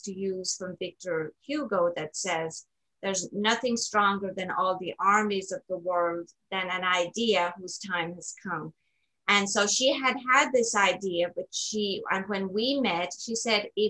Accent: Ireland; moved away as an adult; also born or lived in Kansas City, United States; now in United States; I am originally from Ireland, born, raised, educated, lived in Ireland actually until about the age of 27.

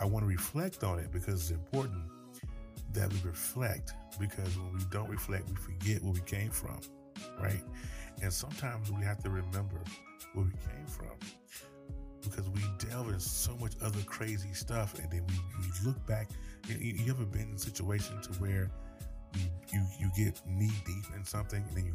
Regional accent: North Carolina, United States; I am from North Carolina

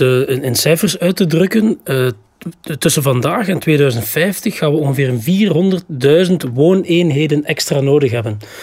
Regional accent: Flanders, Belgium; wij zijn als Vlamingen, van onze Vlaamse natie

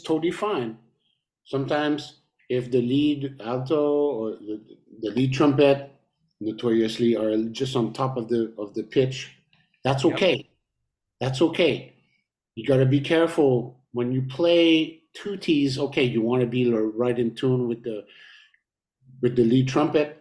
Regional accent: Montreal, Quebec, Canada; we came from Montreal

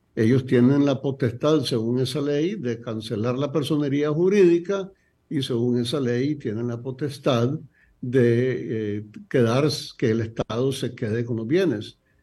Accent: Nicaragua; yo siendo nicaragüense

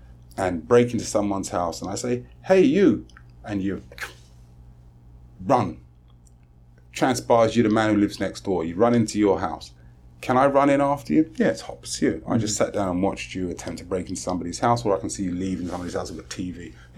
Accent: England, United Kingdom; now in Trinidad and Tobago; I love black people. I'm from England and I know what it's like. And when I come to a country that is predominantly black people

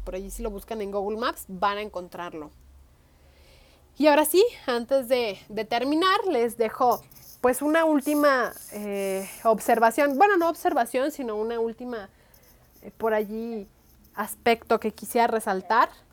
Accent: Guadalajara, Jalisco, Mexico; como tapatía

